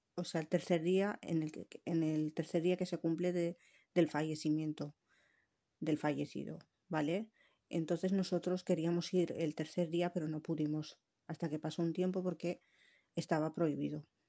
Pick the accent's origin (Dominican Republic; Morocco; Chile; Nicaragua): Morocco; Tangier, Tanger-Tetouan-Al Hoceima; also born or lived in Valencian Community; now in Spain; yo soy marroquí, nacida en Tánger